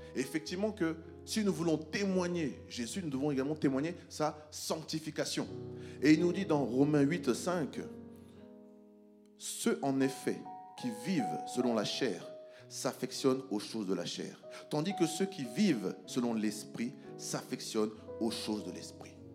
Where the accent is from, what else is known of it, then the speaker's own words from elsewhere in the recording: France; moi, je viens de la France